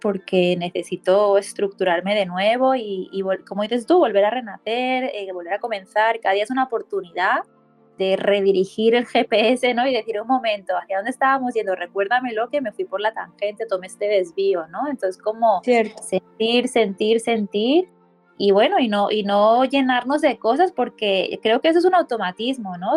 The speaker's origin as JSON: {"language": "Spanish", "town": "Barcelona", "region": "Catalonia", "country": "Spain", "said": "coach de bienestar, y soy de Barcelona, España."}